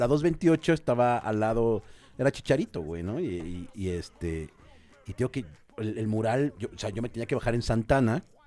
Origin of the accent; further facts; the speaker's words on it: Mexico City, Mexico; yo soy de Cuapa